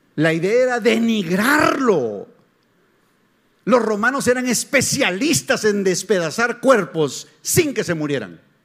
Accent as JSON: {"language": "Spanish", "country": "Guatemala", "said": "soy chapín, soy guatemalteco"}